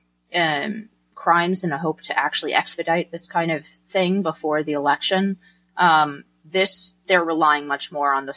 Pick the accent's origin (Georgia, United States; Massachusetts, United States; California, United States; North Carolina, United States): California, United States; As a Californian